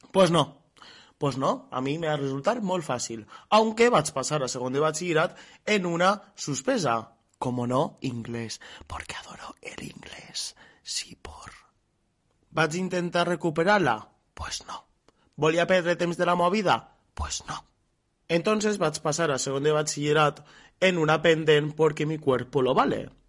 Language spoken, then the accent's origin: Catalan; Artana, Valencian Community, Spain; jo soc d'Artana